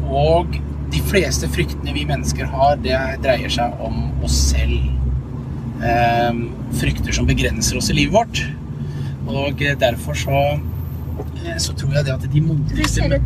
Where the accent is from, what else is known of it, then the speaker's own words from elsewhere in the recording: Langesund, Telemark, Norway; moved away; also born or lived in Drammen; Jeg er oppvokst i Langesund